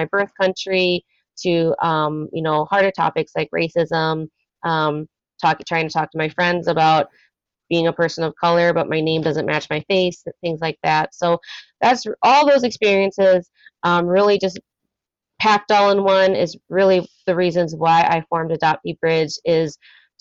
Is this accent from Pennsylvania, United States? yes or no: no; Minneapolis–Saint Paul, Minnesota, United States; also born or lived in South Korea; I grew up in the Twin Cities here in Minnesota